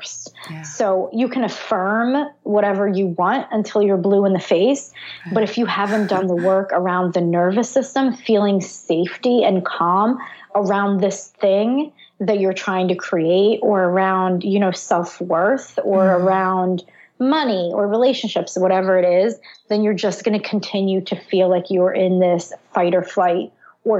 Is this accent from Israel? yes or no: yes; Israel; I was born in Israel during a war